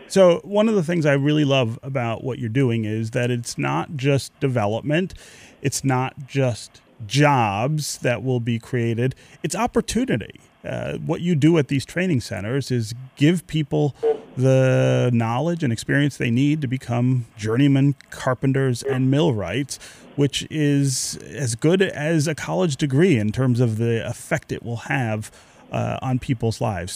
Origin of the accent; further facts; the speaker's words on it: Detroit, Michigan, United States; the house my family lived in when I was born on Tuxedo Street on Detroit's west side